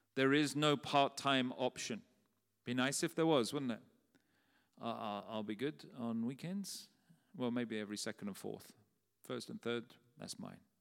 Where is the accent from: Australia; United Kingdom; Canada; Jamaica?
United Kingdom; London; When I was a young boy in the church where we grew up in South London